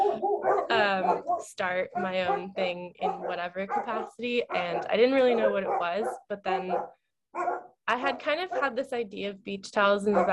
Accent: Marin, Bay Area, California, United States; also born or lived in San Diego / New York; So most of my childhood was spent up in the Bay Area in Marin. And then I went to high school in San Diego.

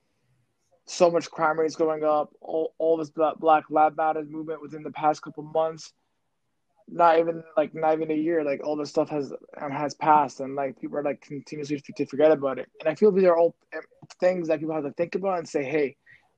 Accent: Canada; we're Canadian

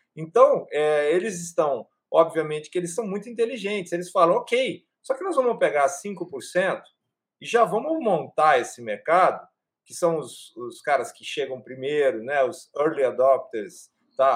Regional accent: Brazil; Eu e o Cláudio somos brasileiros.

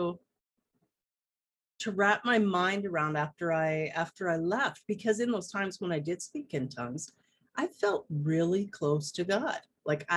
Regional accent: Okanagan Valley, British Columbia, Canada; I live in British Columbia, and I was born and raised here in the Okanagan Valley.

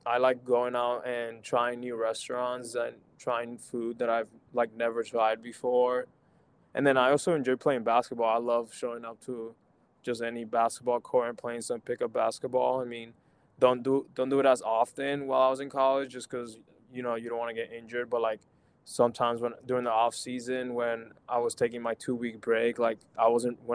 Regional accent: Florida, United States; also born or lived in Puerto Rico; now in Baltimore, United States; growing up in Florida

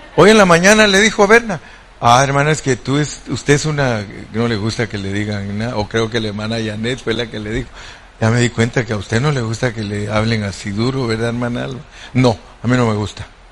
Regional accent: Guatemala; moved away; donde yo nací en Guatemala

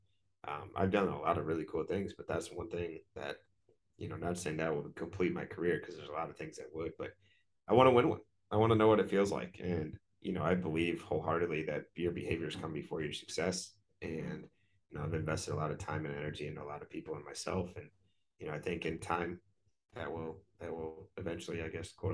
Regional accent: Wisconsin, United States; moved away; also born or lived in Chicago, Illinois; I'm from Wisconsin

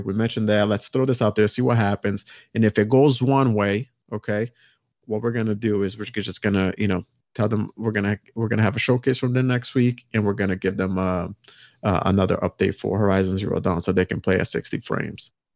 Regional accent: Brazil; moved away; I'm from Brazil originally

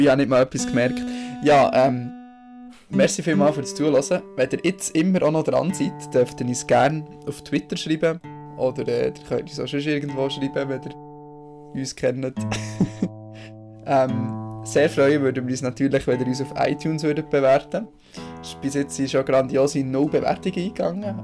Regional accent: Bern, Switzerland; als Berner

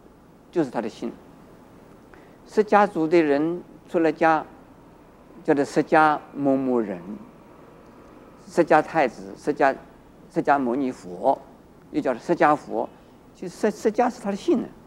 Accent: China; 在我们中国人呢，很重视姓

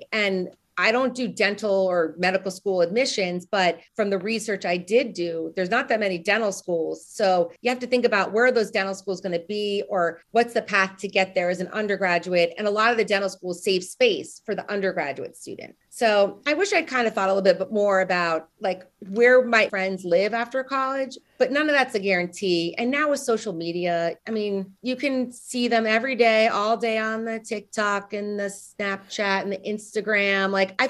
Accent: Northeast, United States; also born or lived in Nashville, Tennessee; So I'm from the Northeast. I went to school in the Southeast.

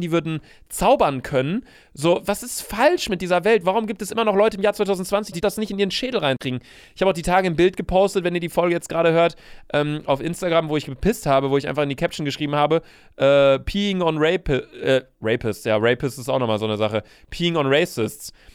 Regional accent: Germany; meine Vorfahren waren Deutsche, ich bin Deutscher

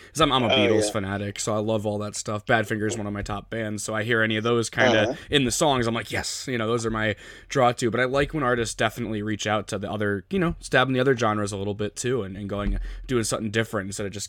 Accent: Connecticut, United States; I'm from Connecticut. I'm from the East Coast myself.

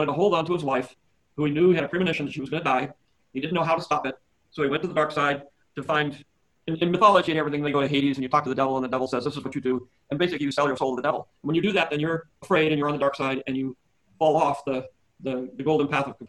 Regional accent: San Francisco, California, United States; I'm from California. I'm from San Francisco

